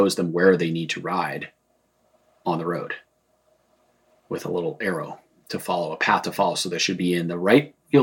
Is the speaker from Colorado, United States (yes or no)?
yes; Boulder, Colorado, United States; I grew up in Boulder. We had a home in the foothills above Boulder.